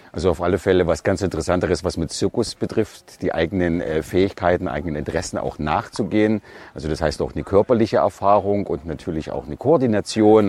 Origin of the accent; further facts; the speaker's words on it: Sibiu, Sibiu County, Romania; Ich komme aus Hermannstadt Sipiu in Rumänien